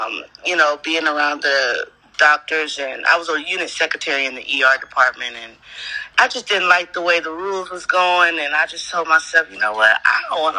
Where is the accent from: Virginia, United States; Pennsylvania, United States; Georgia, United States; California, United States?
California, United States; Moreno Valley; I'm from Moreno Valley, California.